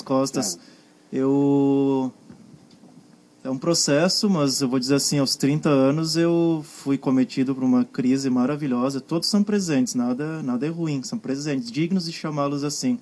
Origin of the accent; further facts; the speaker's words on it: Guaporé, Rio Grande do Sul, Brazil; Guaporé, a terra onde eu cresci, na né, cidade que eu era, passei minha infância